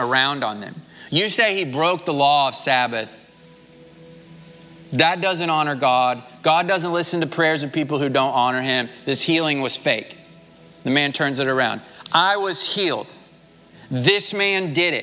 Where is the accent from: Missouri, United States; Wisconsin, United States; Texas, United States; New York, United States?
Missouri, United States; I'm from Missouri